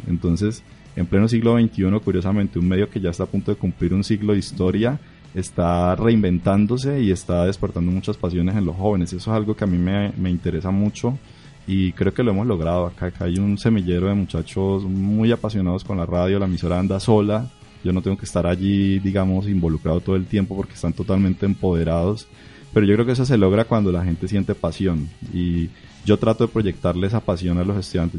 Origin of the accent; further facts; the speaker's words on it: Barrancabermeja, Santander, Colombia; moved away as an adult; now in Bucaramanga, Colombia; yo vengo de Barranca Bermeja